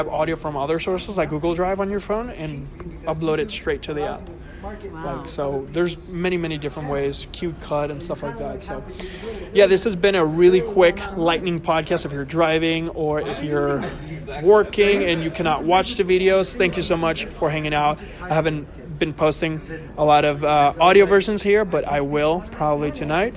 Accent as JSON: {"language": "English", "country": "Puerto Rico", "moved": "yes", "said": "I'm from Puerto Rico originally"}